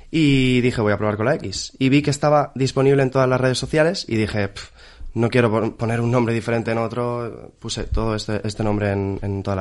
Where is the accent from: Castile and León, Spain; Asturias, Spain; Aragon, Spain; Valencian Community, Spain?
Valencian Community, Spain; Valencia; Yo soy valenciano, soy valenciano. Mi padre nació en Murcia, entonces nació y se vino, ¿sabes? Pero nació allí, entonces supongo que también tengo un poco, un poco más de sur que eso. Y luego yo creo que en Valencia somos bastante